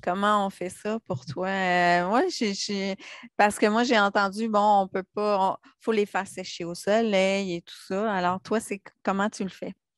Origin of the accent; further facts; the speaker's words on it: Quebec, Canada; en tant que petite Québécoise